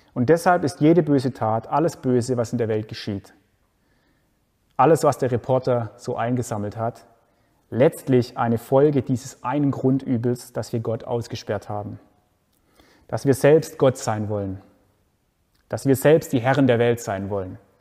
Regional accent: Germany; Bei uns in Deutschland

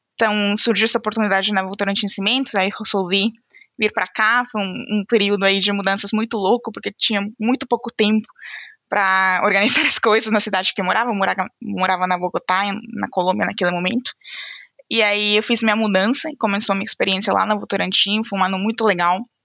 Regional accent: Venezuela; Portuguese is a second language; moved away as an adult; now in São Paulo, Brazil; Eu é sou venezuelana

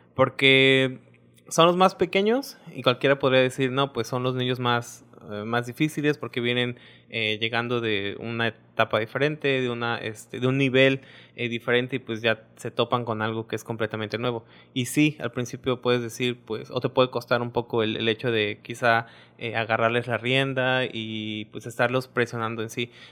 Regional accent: Misantla, Veracruz, Mexico; moved away as an adult; now in Isla, Mexico; yo soy de Misantla.

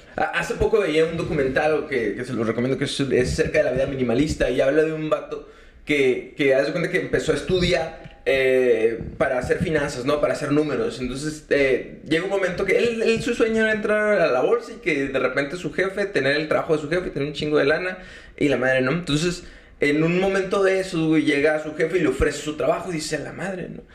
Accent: Sonora, Mexico; nosotros venimos de Sonora

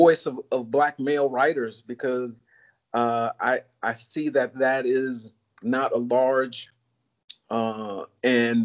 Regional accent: Chicago, Illinois, United States; moved away as an adult; also born or lived in California; now in Florida, United States; I'm originally from Chicago

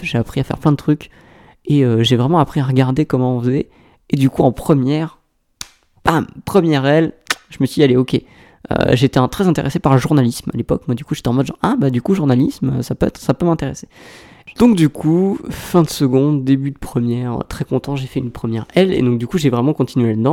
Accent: Aix-en-Provence, Provence-Alpes-Côte d'Azur, France; je viens d'Aix-en-Provence

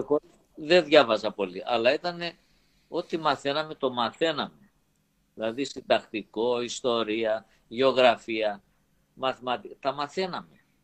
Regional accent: Rethymno, Crete, Greece; moved away; είμαι από το Ρέθυμνο

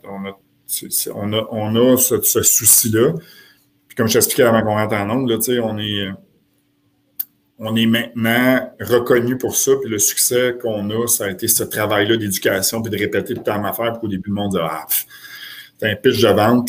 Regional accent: Quebec, Canada

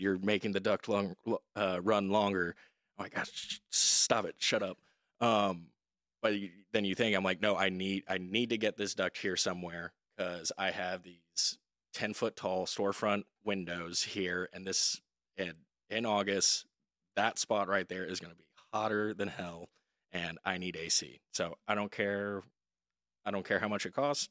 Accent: Dallas, Texas, United States; moved away as an adult; also born or lived in Oxford, Mississippi; now in Austin, United States; I'm originally from Dallas, Texas, uh, born and raised

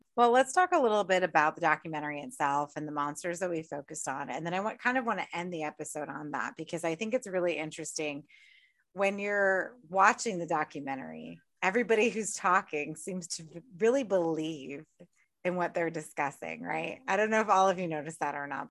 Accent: United States; I'm American

